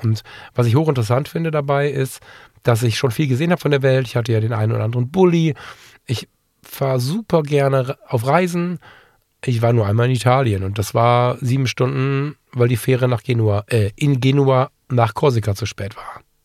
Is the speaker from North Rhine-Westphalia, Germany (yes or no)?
yes; Ratingen, North Rhine-Westphalia, Germany; einer freien evangelischen Gemeinde bei uns in Ratingen. Das ist eine Gemeinde, der ich seit der Kindheit verbunden bin